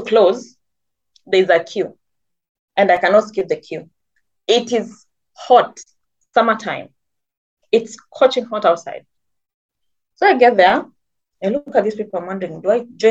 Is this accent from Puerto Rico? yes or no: no; Kenya; moved away; I'm Kenyan